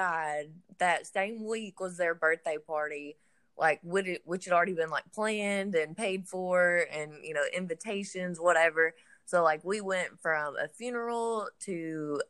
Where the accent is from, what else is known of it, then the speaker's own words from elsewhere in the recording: Atlanta, Texas, United States; moved away as an adult; also born or lived in Fort Hood, Texas; now in Bossier City, United States; I'm from Atlanta, Texas